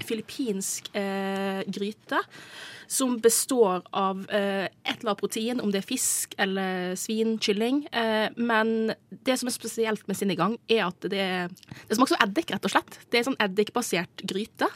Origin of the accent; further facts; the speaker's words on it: Nordfjord, Sogn og Fjordane, Vestland, Norway; moved away as an adult; now in Oslo, Norway; jeg er fra nabokommunen til Ragnhild, eh, så vi har jo eh, kjenner jo til Nordfjord veldig godt.